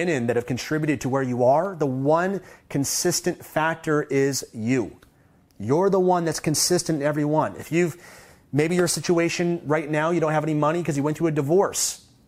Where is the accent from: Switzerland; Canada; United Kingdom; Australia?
Canada; I don't take for granted the fact that I had a privilege of growing up in Canada